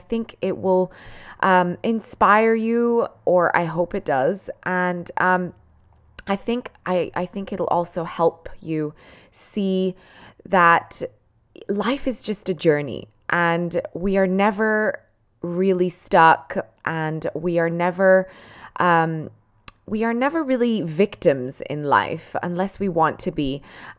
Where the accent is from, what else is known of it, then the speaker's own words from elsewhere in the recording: Cantù, Lombardy, Italy; born there; English is a second language; So I'm Italian and I was born in a small little town called Cantù in the province of Como, which is in Lombardy in Italy. So the northern side of Italy.